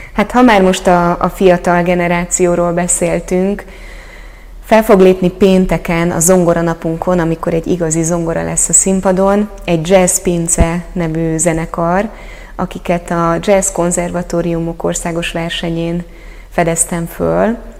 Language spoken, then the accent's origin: Hungarian; Hungary